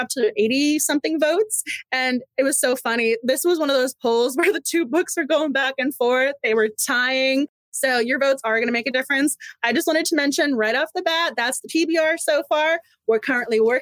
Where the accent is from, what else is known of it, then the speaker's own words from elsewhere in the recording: Massachusetts, United States; I'm from Massachusetts